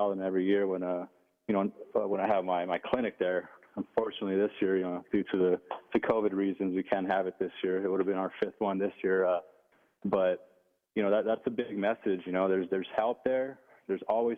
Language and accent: English; Los Angeles, California, United States; where I grew up in the Ramona Gardens housing projects in Boa Heights, East L.A.